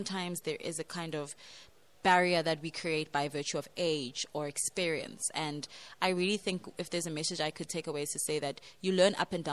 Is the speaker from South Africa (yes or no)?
yes; South Africa; moved away as an adult; now in Madrid, Spain; I am South African, and I'm currently based in Spain, Madrid